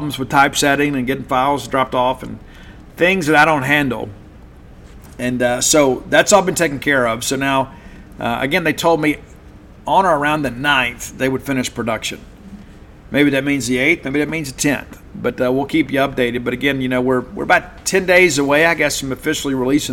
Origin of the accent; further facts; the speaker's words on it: South Mississippi, United States; now in Madison, United States; growing up in South Mississippi